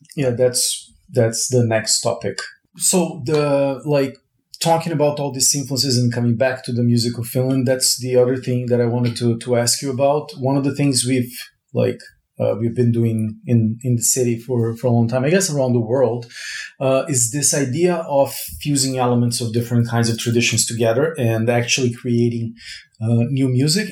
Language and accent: English; Brazil; moved away; I was born in Brazil